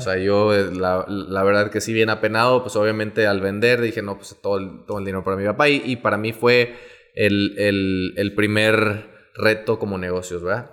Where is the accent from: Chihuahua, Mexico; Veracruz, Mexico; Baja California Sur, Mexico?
Veracruz, Mexico; moved away as an adult; now in Monterrey, Mexico; soy originario de Veracruz. Eh, yo llegué a Monterrey aproximadamente en el 2008